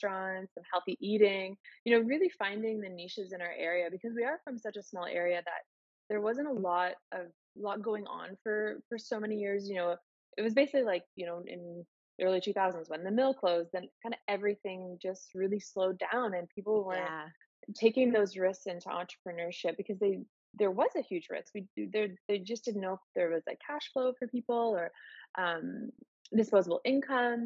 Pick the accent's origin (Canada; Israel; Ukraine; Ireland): Canada; Miramichi, New Brunswick; moved away as an adult; also born or lived in Halifax, Canada / Calgary, Canada; Born and raised in Miramichi